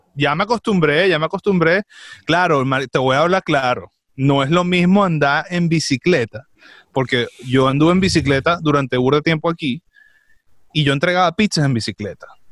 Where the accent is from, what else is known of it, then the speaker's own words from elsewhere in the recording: Venezuela; moved away; yo soy venezolano